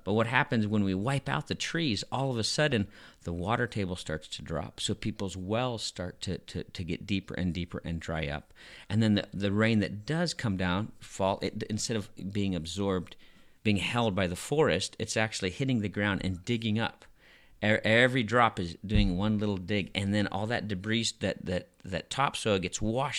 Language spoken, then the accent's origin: English; Madagascar; And I grew up in Madagascar, and my best friends were from the poorest of the poor.